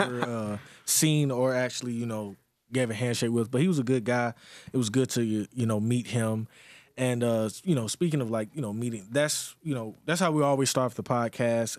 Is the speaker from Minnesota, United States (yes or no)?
no; Greenwood, South Carolina, United States; moved away; my hometown, Greenwood, South Carolina.